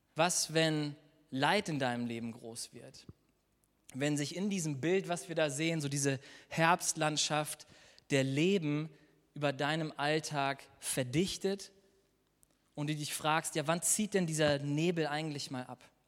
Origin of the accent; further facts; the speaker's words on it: Germany; wir als Deutsche in unserem Land in einem der reichsten Länder wohnen